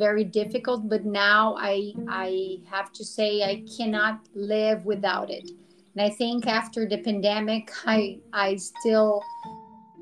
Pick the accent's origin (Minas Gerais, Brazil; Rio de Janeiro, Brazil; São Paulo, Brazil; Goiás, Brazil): São Paulo, Brazil; Americana; I'm from Brazil. I live in São Paulo, interior of São Paulo, called a city called Americana.